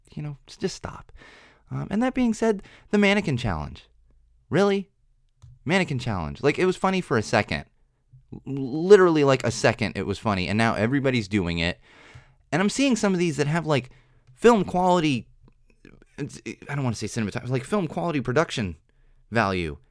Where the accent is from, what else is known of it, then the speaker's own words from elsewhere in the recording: San Diego, California, United States; I'm from San Diego